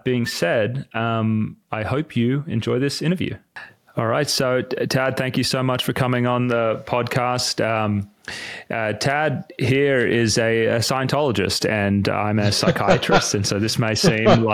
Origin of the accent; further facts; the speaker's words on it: Sydney, New South Wales, Australia; moved away; I grew up in Sydney